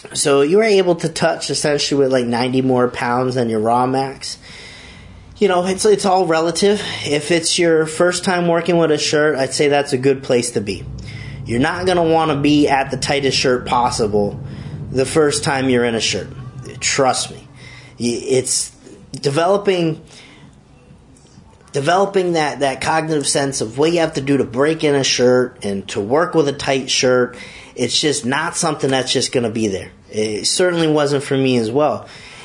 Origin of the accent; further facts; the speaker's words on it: Massachusetts, United States; moved away; also born or lived in Long Island, New York; I'm from Massachusetts originally